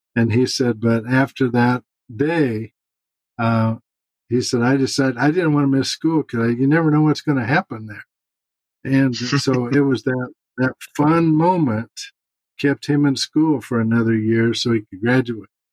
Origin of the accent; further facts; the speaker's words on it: St. Louis, Missouri, United States; moved away; St. Louis in about two weeks, which is my hometown